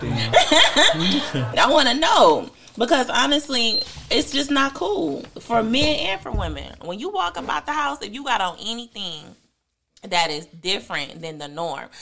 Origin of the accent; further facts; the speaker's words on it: Detroit, Michigan, United States; I'm from Detroit